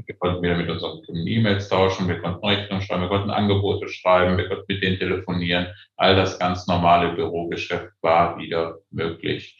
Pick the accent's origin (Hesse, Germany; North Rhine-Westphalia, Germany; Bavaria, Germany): North Rhine-Westphalia, Germany; Aachen; ich bin Aachener, aber meine Eltern kommen aus allen Teilen der, Deut der Republik, aus dem Osten und aus Westfalen.